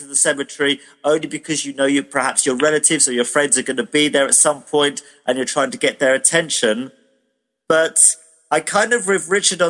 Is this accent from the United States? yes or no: no; United Kingdom; I'm British